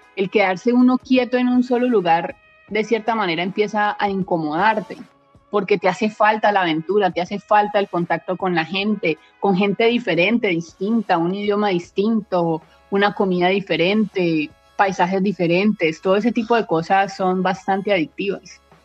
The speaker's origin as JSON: {"language": "Spanish", "town": "Palmira", "region": "Valle del Cauca", "country": "Colombia", "moved": "as an adult", "lives_now": "Thailand", "said": "soy de Palmira Valle, en Colombia"}